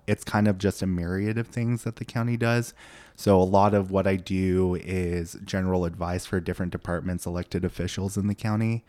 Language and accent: English; Boise, Idaho, United States; also born or lived in Seoul, South Korea; I grew up in Boise